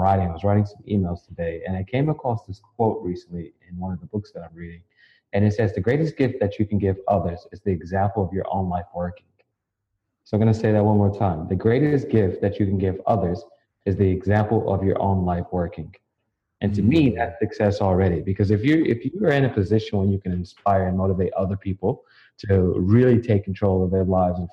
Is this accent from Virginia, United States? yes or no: no; Chicago, Illinois, United States; I'm originally from the South Side of Chicago, where, you know, when I was growing up